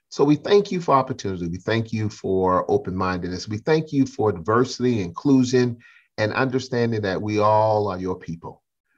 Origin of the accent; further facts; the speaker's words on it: South Carolina, United States; I grew up in South Carolina in the 60s